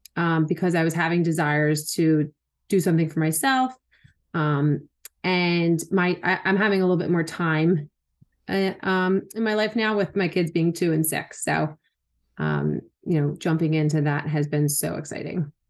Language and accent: English; Philadelphia, Pennsylvania, United States; moved away as an adult; also born or lived in Wilmington, North Carolina; I was born and raised in Philly and where we currently live